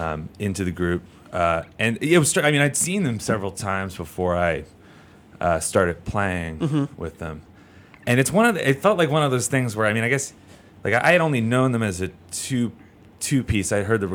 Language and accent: English; Philadelphia, Pennsylvania, United States; So I moved out here from Philly a few years ago.